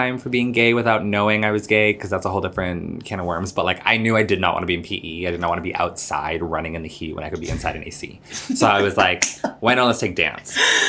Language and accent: English; Miami, Florida, United States; moved away as an adult; also born or lived in Massachusetts / Brooklyn, New York; now in New York, United States; So I am from Miami. I moved there when I was 10 with my mom.